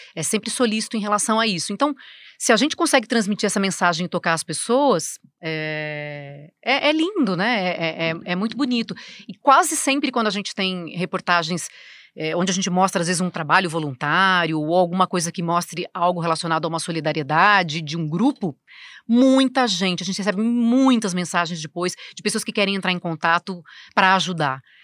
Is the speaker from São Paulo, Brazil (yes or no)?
yes; Americana, São Paulo, Brazil; moved away as an adult; now in São Paulo, Brazil; eu nasci no interior, né, em Americana, numa cidade que 120 mil habitantes